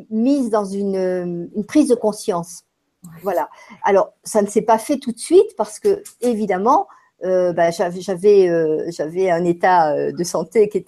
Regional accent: France; born there; je suis née en France et j'ai vécu euh, beaucoup, de, beaucoup de temps en France et j'ai beaucoup voyagé aussi

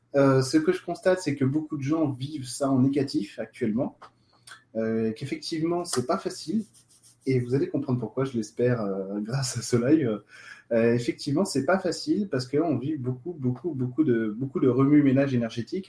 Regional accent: France; nous on est français

